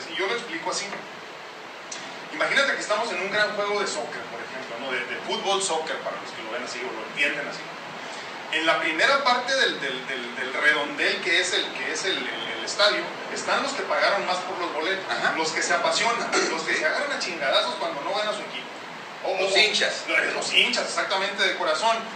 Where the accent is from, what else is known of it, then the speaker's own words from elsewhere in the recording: northern Mexico, Mexico; yo soy norteño, pues somos de acá del norte, ¿no? Entonces, pues obviamente crecí